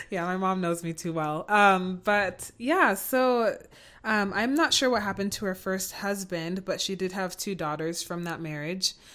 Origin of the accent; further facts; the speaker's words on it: United States; I'm also American